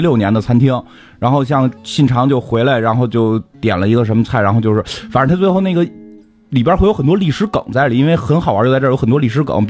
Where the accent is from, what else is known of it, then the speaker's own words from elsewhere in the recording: China; 就是我们是中国人